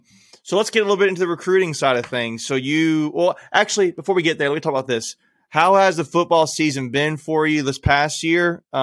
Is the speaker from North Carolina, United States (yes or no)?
yes; New Bern, North Carolina, United States; I was born in New Bern.